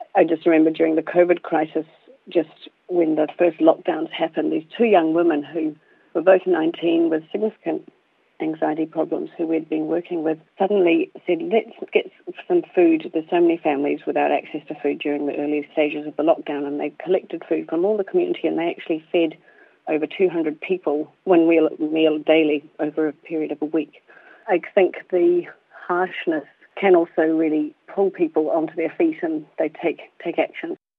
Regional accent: India; now in New Zealand; I was born in India

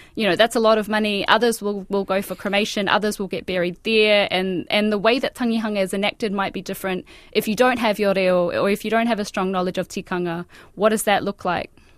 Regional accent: Australia; moved away as an adult; now in Whangarei, New Zealand; I was born and raised in Australia

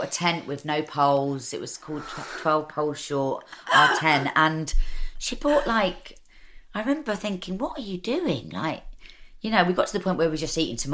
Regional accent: London, United Kingdom; moved away as an adult; I was born in Camden. I'm an East London girl, really

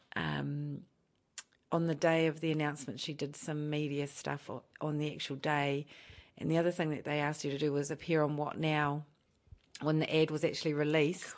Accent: Palmerston North, Manawatū-Whanganui, New Zealand; moved away as an adult; also born or lived in Auckland; now in Rotorua, New Zealand; I was born and raised in Palmerston North.

